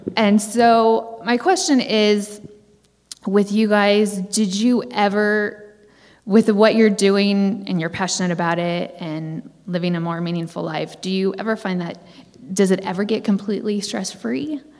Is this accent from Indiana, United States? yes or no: no; Orange County, California, United States; I'm from Orange County, California